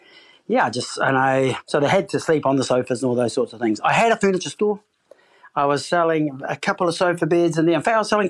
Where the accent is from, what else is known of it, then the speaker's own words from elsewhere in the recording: New Zealand; moved away as an adult; now in United Kingdom; I'm from New Zealand